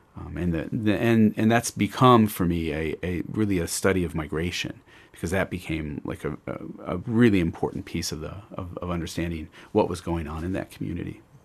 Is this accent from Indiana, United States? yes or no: yes; Indianapolis, Indiana, United States; I grew up in Indianapolis